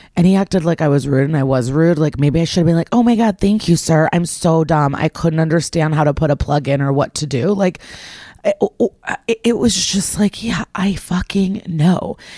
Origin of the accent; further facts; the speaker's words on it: Skokie, Illinois, United States; moved away; I'm actually in the hotel right now in my hometown of Skokie